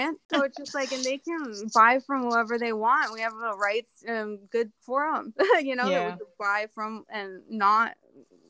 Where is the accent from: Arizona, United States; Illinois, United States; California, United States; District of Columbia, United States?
Arizona, United States; moved away; I was born in Arizona